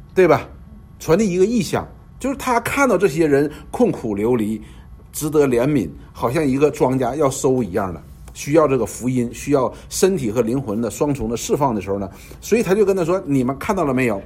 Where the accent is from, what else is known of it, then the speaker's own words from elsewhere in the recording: China; 我们中国人